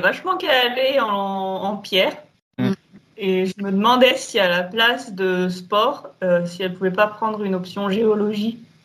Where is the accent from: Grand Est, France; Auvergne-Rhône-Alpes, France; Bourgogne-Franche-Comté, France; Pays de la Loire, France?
Auvergne-Rhône-Alpes, France; on vient de Rhône-Alpes, donc la vallée du Rhône